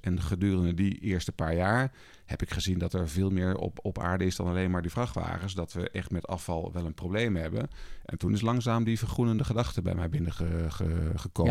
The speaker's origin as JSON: {"language": "Dutch", "area": "Twente", "region": "Overijssel", "country": "Netherlands", "tie": "born or raised there", "also_born_or_lived": "Rotterdam", "moved": "as an adult", "said": "Ik ben opgegroeid in Twente, wat natuurlijk een hele veilige omgeving was voor mij"}